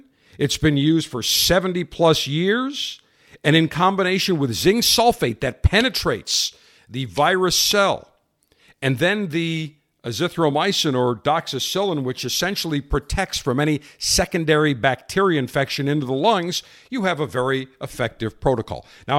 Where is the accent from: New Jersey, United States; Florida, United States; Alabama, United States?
Florida, United States; And so we got talking and he knew I was from Florida.